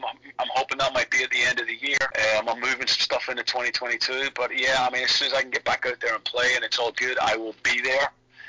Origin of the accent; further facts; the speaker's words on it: Ireland; they were a part of my DNA growing up in Ireland